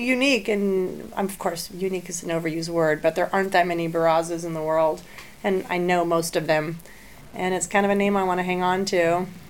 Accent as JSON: {"language": "English", "country": "Jamaica", "tie": "born or raised there", "said": "No, I was born in Jamaica, but my dad was born in Spain. Yeah, his heritage is Basque."}